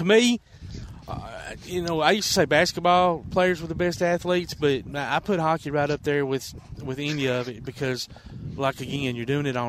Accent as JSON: {"language": "English", "region": "the South", "country": "United States", "tie": "born or raised there", "said": "growing up in the South"}